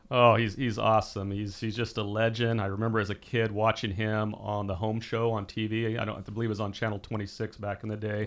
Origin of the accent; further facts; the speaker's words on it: Porterville, California, United States; now in Visalia, United States; I grew up in a small town called Porterville in the southeastern side of Tulare County